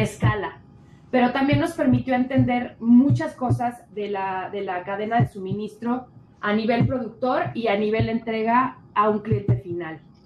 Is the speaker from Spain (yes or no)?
no; Mexico; now in Mexico City, Mexico; soy eh, mujer mexicana